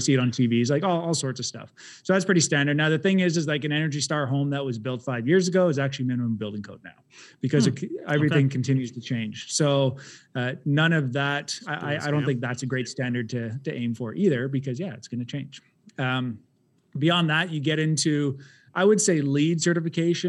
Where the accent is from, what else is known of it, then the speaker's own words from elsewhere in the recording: Ottawa, Ontario, Canada; I grew up in Orleans, though, East End